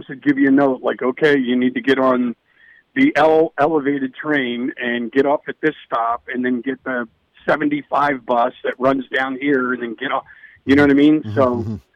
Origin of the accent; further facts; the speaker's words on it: Philadelphia, Pennsylvania, United States; I grew up in Philadelphia